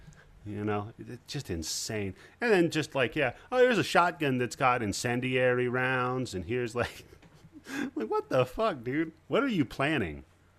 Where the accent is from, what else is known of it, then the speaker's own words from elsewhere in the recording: Stevenson, Washington, United States; I grew up in Stevenson. You ever hear of that place?